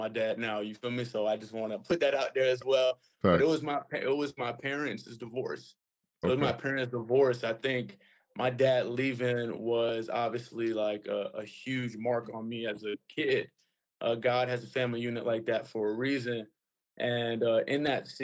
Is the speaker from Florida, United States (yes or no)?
yes; Broward, Florida, United States; also born or lived in Miami, Florida; I was raised here in Broward, a rough neighborhood